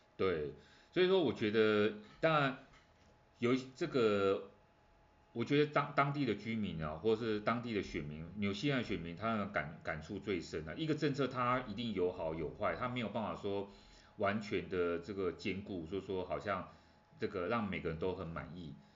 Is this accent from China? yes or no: no; Taiwan; 对我们台湾人来讲呢